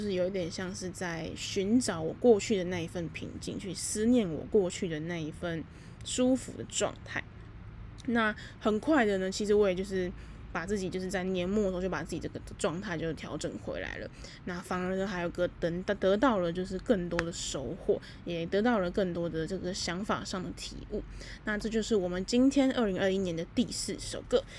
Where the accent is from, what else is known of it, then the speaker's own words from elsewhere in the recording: Taipei, Taiwan; moved away as an adult; also born or lived in Kaohsiung; 因为我是台北人嘛